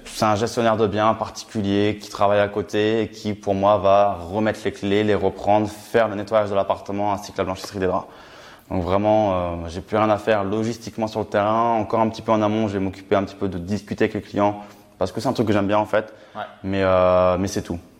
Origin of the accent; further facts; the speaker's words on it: Reims, Grand Est, France; je suis originaire de Reims, dans la Champagne